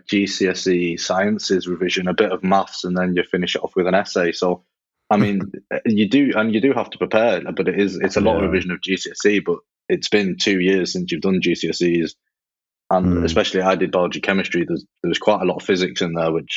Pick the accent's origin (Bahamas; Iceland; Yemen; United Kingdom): United Kingdom; Manchester, North West England; moved away as an adult; now in Leeds, United Kingdom; I'm from Manchester, so it's kind of close enough to home